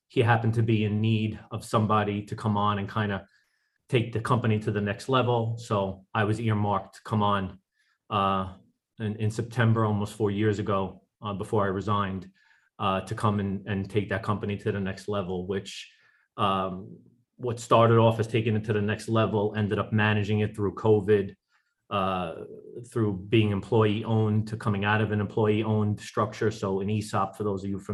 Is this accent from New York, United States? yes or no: yes; New York City, New York, United States; also born or lived in Nashville, Tennessee; born and raised in New York City, specifically Staten Island, which is one of the five boroughs